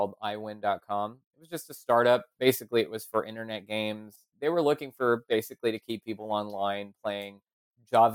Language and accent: English; Santa Clarita, California, United States; I grew up in a trailer in Santa Clarita, about an hour north